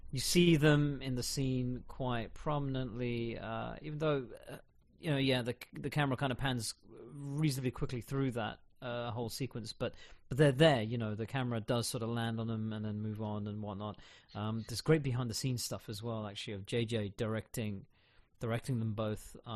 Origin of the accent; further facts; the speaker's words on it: United Kingdom; because, you know, I'm so British.